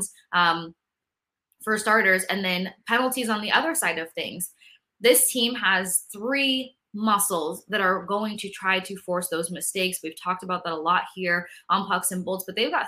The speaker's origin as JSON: {"language": "English", "region": "New York", "country": "United States", "said": "I'm from New York"}